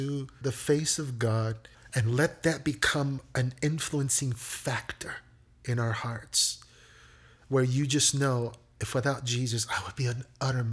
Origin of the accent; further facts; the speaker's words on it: Chicago, Illinois, United States; I was born and raised here in Chicago. I am a native Chicagoan.